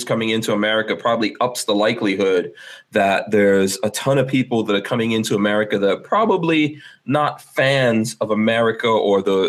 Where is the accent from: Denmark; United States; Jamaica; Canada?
United States; New York City, New York; also born or lived in Guyana; I grew up in New York City